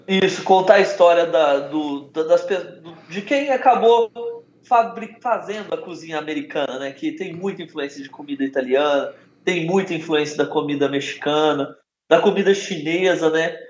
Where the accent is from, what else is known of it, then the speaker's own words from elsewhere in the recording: Belo Horizonte, Minas Gerais, Brazil; Eu sou de Belo Horizonte